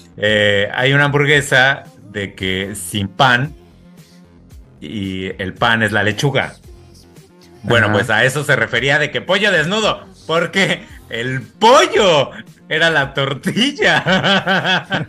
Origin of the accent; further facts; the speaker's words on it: Mexico; now in France; nos ofende un poco como mexicanos